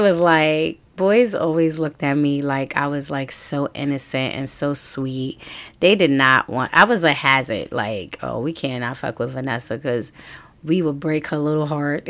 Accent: New York City, New York, United States; also born or lived in Harlem / Brooklyn; I was born in Harlem, and I was raised in the Bronx

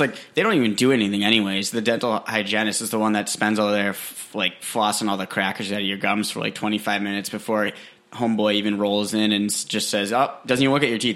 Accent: New Hampshire, United States; I'm from New Hampshire, a cute little place called New Hampshire.

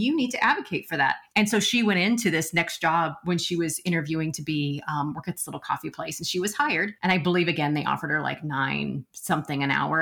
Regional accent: Nebraska, United States; also born or lived in Omaha; I'm from Nebraska

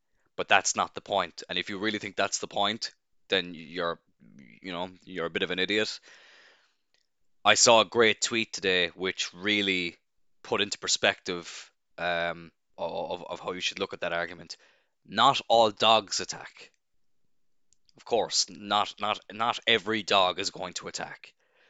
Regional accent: Cloyne, Munster, Ireland; Obviously, I live in Cloyne, and I'm born and raised in Cloyne, and only 10 minutes out the road from where I live, in a town known as Ballycotton

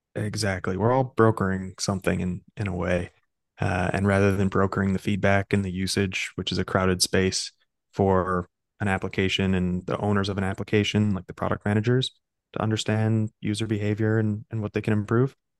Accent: Chicago, Illinois, United States; moved away as an adult; also born or lived in New York; I'm a Midwesterner, right? So I grew up in Chicago

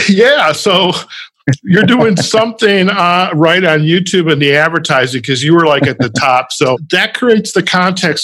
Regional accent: Detroit, Michigan, United States; also born or lived in Chicago; now in Las Vegas, United States; I grew up in the Midwest, in the Detroit suburbs

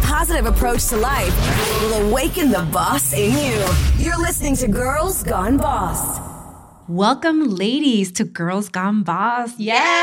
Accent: Chicago, Illinois, United States; moved away as an adult; also born or lived in Austin, Texas / Miami; I grew up in Chicago where there's like a mass majority of Latinos and Mexicans

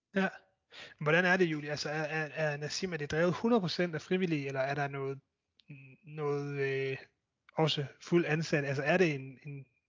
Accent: Denmark; som danskere

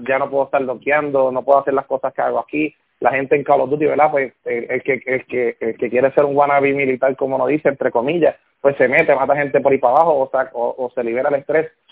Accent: Aguada, Puerto Rico; now in Moca, Puerto Rico; Yo soy del área oeste, yo soy, yo soy de Aguada

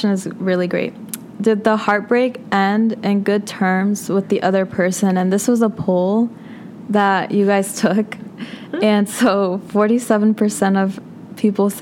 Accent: Arlington, Virginia, United States; my hometown, Arlington, Virginia.

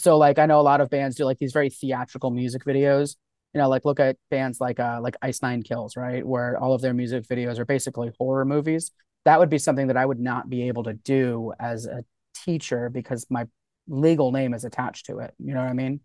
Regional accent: Florida, United States; also born or lived in New York; I grew up down here. I've, I've been living in Florida since I was, like, three years old

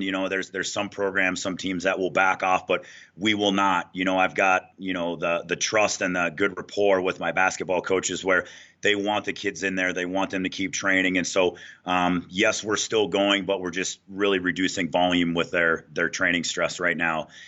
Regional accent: Minnesota, United States; moved away as an adult; now in Denver, United States; born and raised in Minnesota

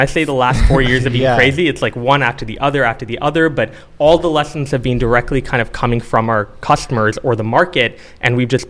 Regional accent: Calgary, Alberta, Canada; also born or lived in Singapore; now in Toronto, Canada; I was born and raised in Singapore and Calgary, Alberta, two very different places.

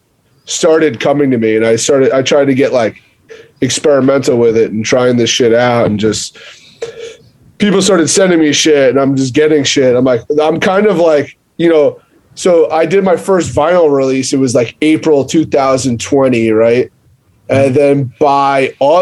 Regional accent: Long Island, New York, United States; moved away as an adult; now in Connecticut, United States; I'm from Long Island

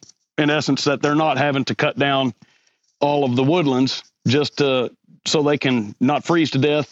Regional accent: Oklahoma, United States; also born or lived in Texas Gulf Coast; now in West Tennessee, United States; I don't live in Arkansas. Actually, I was born in Texas on the Gulf Coast. I grew up in Oklahoma, and now I live in West Tennessee.

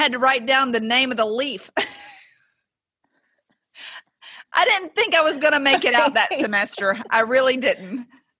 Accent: East Tennessee, United States; moved away as an adult; also born or lived in Mississippi; I came from East Tennessee. I was an out-of-state resident coming

